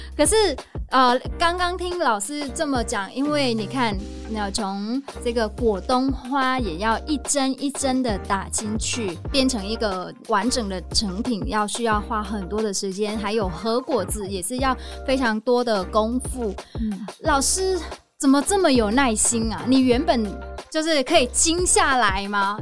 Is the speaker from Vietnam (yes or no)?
yes; Northern Vietnam, Vietnam; moved away; 我跟那这个柔芸老师都是越南人，但是我来自北越